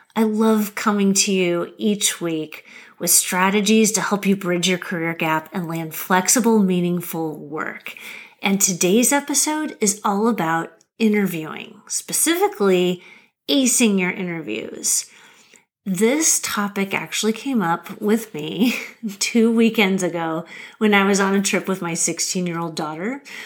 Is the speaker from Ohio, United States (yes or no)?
no; Lincoln, Nebraska, United States; moved away as an adult; also born or lived in Massachusetts / Washington, District of Columbia, United States; I'm a Nebraska girl. I grew up in Lincoln, Nebraska